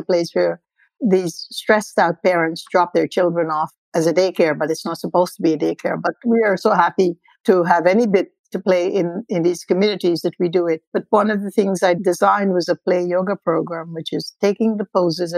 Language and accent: English; India; being an Indian or an ethnic person does have its advantages